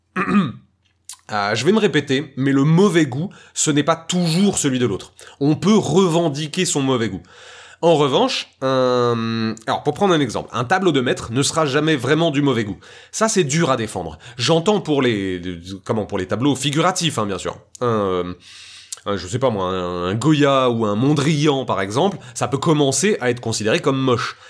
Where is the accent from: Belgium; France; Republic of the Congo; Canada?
France; je suis français